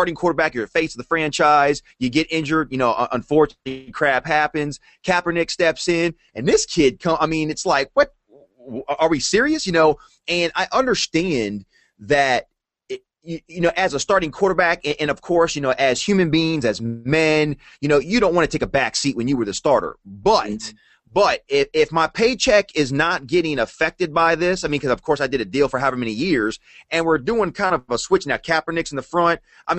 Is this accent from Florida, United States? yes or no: no; Virginia, United States; moved away; I'm originally from Virginia